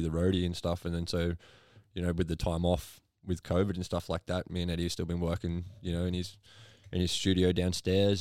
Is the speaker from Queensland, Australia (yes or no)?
yes; Logan, Queensland, Australia; growing up in Logan